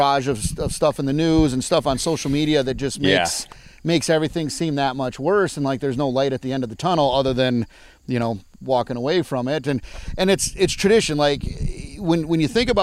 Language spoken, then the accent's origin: English; South Wayne, Wisconsin, United States; also born or lived in Long Beach, California; I grew up in South Wayne, Wisconsin, which is a town of about 400 people